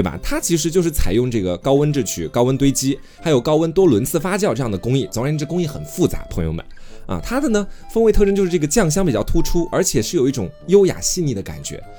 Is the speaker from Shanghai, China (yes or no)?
no; Anhui, China; 我们安徽这边老乡会是这个规矩啊